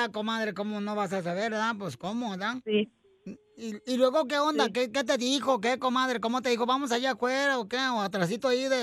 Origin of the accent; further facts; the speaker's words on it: Mexico City, Mexico; moved away; De la Ciudad de México.